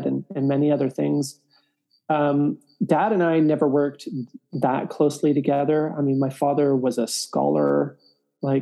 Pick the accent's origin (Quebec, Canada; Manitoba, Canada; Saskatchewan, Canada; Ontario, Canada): Ontario, Canada; Toronto; now in Prince Edward County, Canada; I was born and raised in Toronto, but in my late teens moved with my parents to a place called Prince Edward County